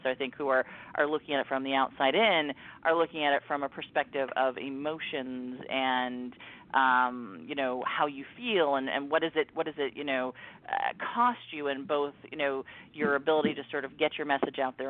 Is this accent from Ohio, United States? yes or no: yes; Mansfield, Ohio, United States; moved away; I go home to my hometown of Mansfield, Ohio